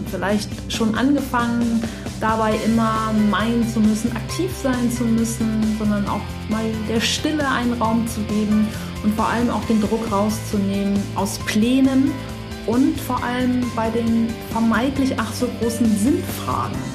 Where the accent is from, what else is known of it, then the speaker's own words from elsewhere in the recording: Flensburg, Schleswig-Holstein, Germany; wo bist du aufgewachsen? In Flensburg.